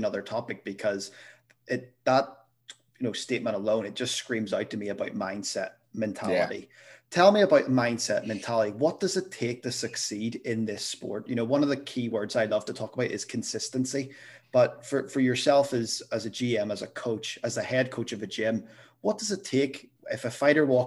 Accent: Belfast, Northern Ireland, United Kingdom; moved away; I'm originally from Belfast

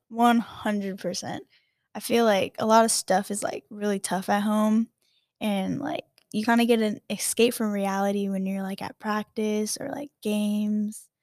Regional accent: Hawaii, United States; moved away; I grew up in Hawaii

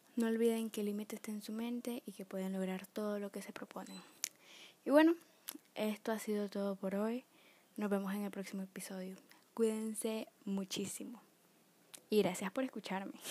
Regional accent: Nicaragua; tengo 18 años y soy de Nicaragua.

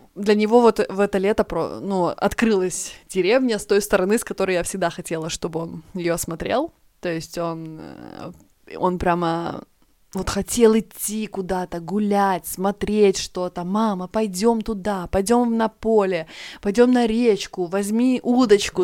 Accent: Estonia; moved away as an adult; now in Sweden; я девочка из Эстонии, приехала работать в Швецию

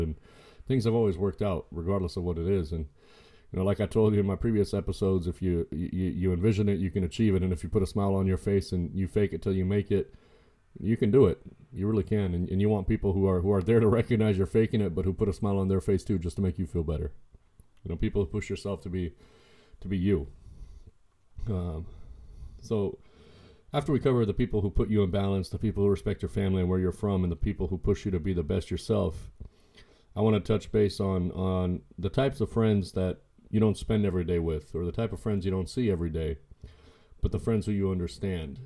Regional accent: United States; I was born in the States. I was born in the United States, and, and I'm happy to be American

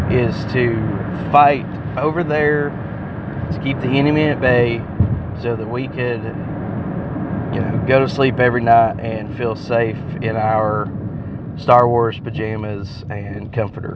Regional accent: United States; We are American

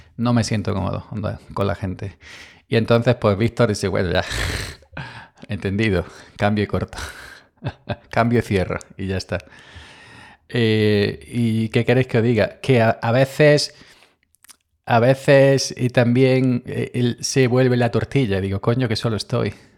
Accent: Andalusia, Spain; somos andaluces

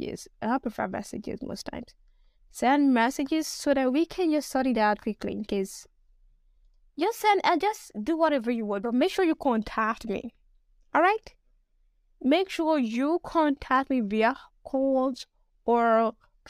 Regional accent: Nigeria; I'm a Nigerian

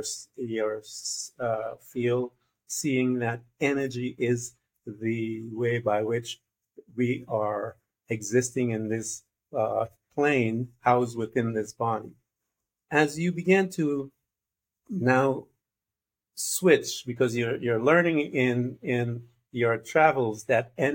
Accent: Guyana; now in United States; I am from Guyana, which is a neighbor to Brazil

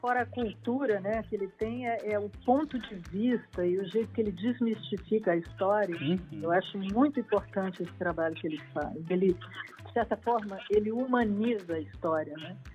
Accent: Porto Alegre, Rio Grande do Sul, Brazil; eu sou gaúcha

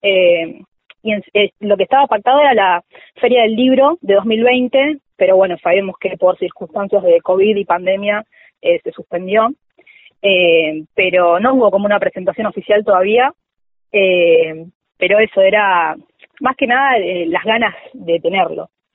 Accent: Villa Martelli, Buenos Aires Province, Argentina; yo soy de Villa Martelli, eh, partido Vicente López, eh, ahí muy cerquita de Tecnópolis, de toda la vida. vivo acá y nací acá

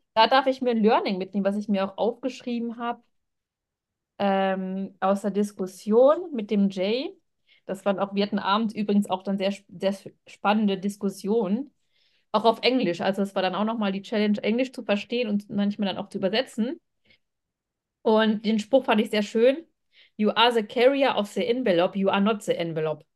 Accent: Germany; von Germany

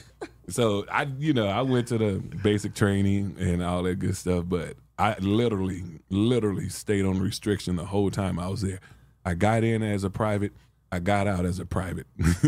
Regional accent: Los Angeles, California, United States; You know, I came from South Central Los Angeles.

